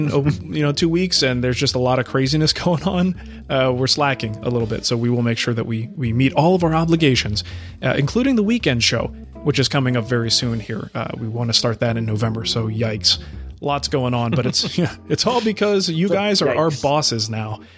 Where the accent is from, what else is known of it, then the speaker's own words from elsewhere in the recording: New Jersey, United States; also born or lived in West Coast; now in Arizona, United States; I grew up in New Jersey.